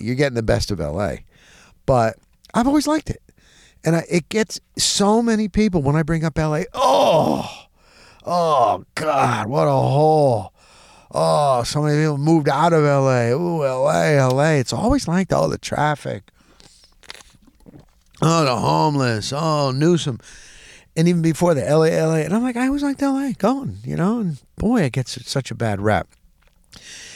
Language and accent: English; New Jersey, United States; we grew up in North Jersey